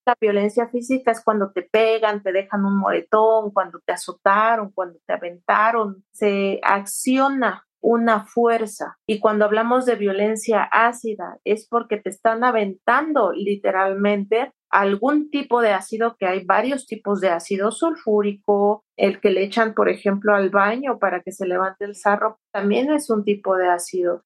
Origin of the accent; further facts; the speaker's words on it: Santo Domingo Tonalá, Oaxaca, Mexico; yo soy del estado de Oaxaca, justamente de un pueblo muy, chiquito que se llama Santo Domingo Tonalá